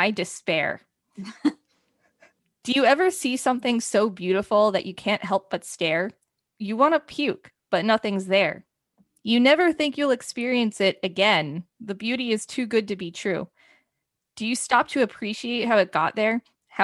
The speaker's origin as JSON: {"language": "English", "region": "New Jersey", "country": "United States", "tie": "born or raised there", "also_born_or_lived": "South Carolina", "said": "I went to school in South Carolina and then I came back to New Jersey during Christmas break 2015"}